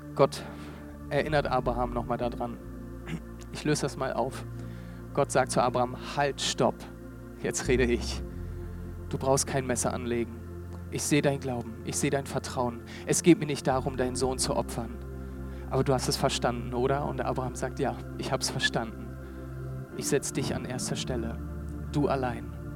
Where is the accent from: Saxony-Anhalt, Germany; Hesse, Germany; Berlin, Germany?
Berlin, Germany; also born or lived in Hamburg; Ich bin Berliner, ähm, lange Zeit in Berlin gewohnt